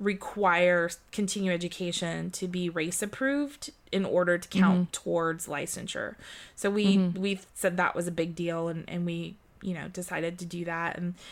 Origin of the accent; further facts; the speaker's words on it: California, United States; also born or lived in Germany; So I was born in Germany and then I moved here when I was 4 years old and here being California.